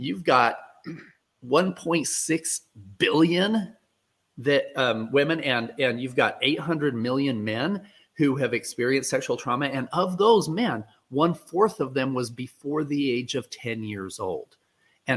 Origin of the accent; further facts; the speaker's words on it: Utah, United States; I was born in Utah